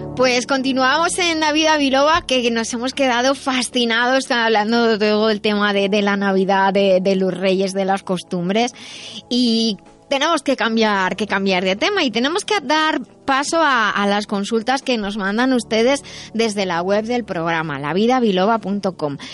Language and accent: Spanish; Madrid, Community of Madrid, Spain; yo soy de Madrid